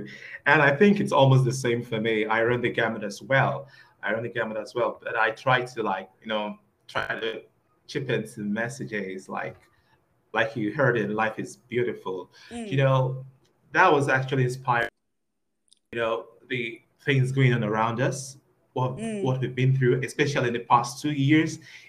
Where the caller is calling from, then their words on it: Nigeria; Okay, I'm talking to you from Nigeria. I'm like on the other side of the world.